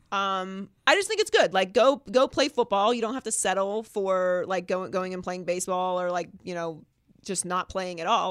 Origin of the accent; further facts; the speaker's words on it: Pittsburgh, Pennsylvania, United States; also born or lived in Miami; now in Los Angeles, United States; I'm from Pittsburgh